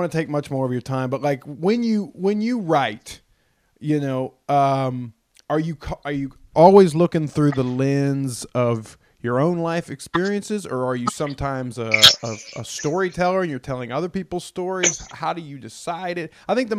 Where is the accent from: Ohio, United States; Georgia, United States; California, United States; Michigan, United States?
Georgia, United States; Athens; This is us, man. We're from Athens, Georgia, and we're, you know, we like certain things.